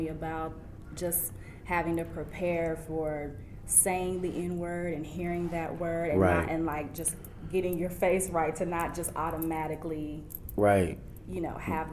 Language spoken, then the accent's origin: English; Houston, Texas, United States; I'm from the South, from Houston